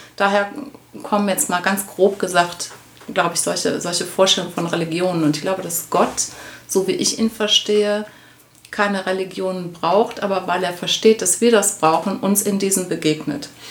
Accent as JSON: {"language": "German", "town": "Essen", "region": "North Rhine-Westphalia", "country": "Germany", "tie": "born or raised there", "moved": "yes", "said": "ich bin tatsächlich in Essen geboren ja. und ähm, habe da ähm, nicht meine Kindheit verbracht, aber meine Jugend und ähm, habe da auch Abitur gemacht"}